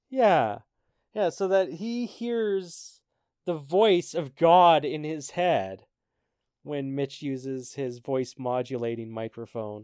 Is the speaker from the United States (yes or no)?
no; Canada; Even as a Canadian